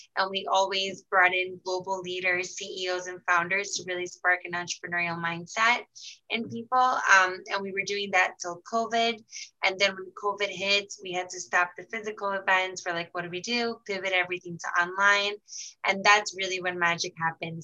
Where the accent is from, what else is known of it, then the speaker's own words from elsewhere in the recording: Brazil; moved away; I was born and raised in Brazil, Egyptian parents